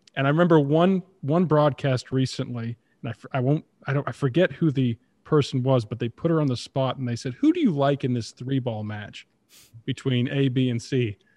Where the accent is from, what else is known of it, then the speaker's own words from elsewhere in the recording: Toronto, Ontario, Canada; growing up in Toronto, being a Leafs fan, that's all it took when I was, you know, ten, twelve, thirteen years old